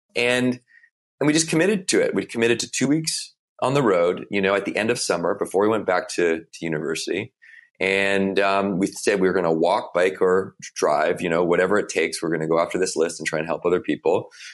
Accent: Victoria, British Columbia, Canada; I grew up in Victoria, B C, it's the west coast of Canada.

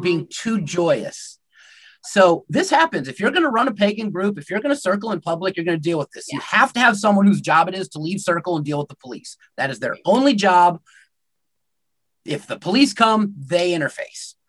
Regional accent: United States; I'm technically Métis, but I'm American

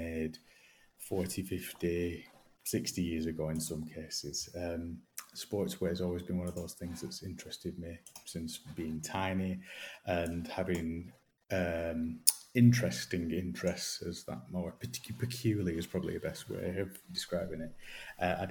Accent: Accrington, North West England, United Kingdom; Accrington born and raised

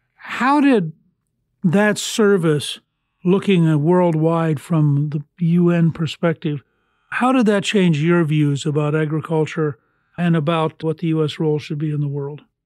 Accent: Harrisburg, Pennsylvania, United States; I was born in Harrisburg

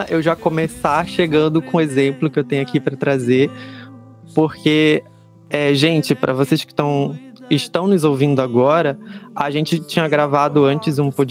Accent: North Region, Brazil; accent: northern Brazilian (sotaque chiado); não tenho um representante a nível nacional que me garanta o meu sotaque chiado cantando por aí.

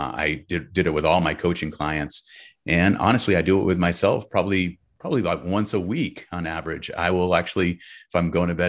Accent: California, United States; it sounds a little California woo-woo, but I'm from California, so I gotta bring it, right?

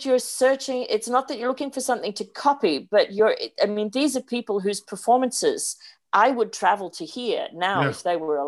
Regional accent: Sydney, New South Wales, Australia; born or raised there; moved away as an adult

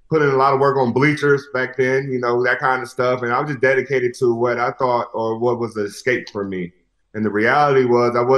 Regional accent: Las Vegas, Nevada, United States; I'm born and raised in Las Vegas, one of the few.

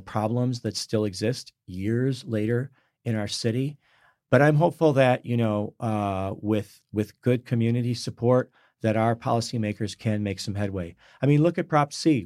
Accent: Michigan, United States; I grew up in Michigan

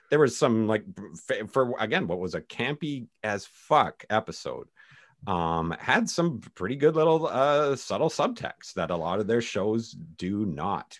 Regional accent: Canada; I'm Canadian

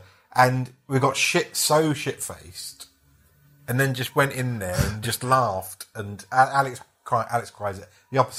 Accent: London, United Kingdom; She came from South London, I came from East.

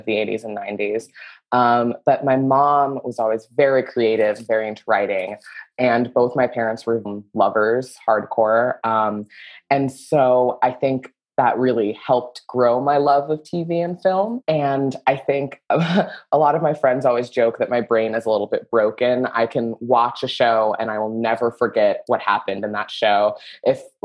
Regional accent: Southern Florida, United States; moved away as an adult; now in Los Angeles, United States; I'm from Southern Florida, a place where old people go to die.

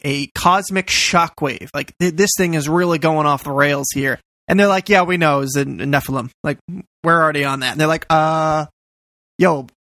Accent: United States; We Americans

